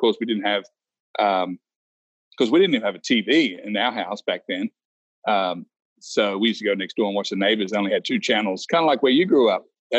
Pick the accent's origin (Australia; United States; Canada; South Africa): Australia; Wagga Wagga, New South Wales; moved away; So when I was a young fella growing up in Wagga Wagga